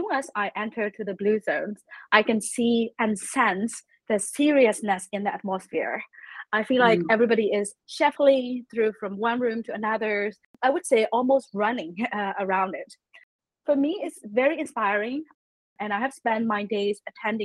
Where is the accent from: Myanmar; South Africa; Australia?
Myanmar; I'm from Myanmar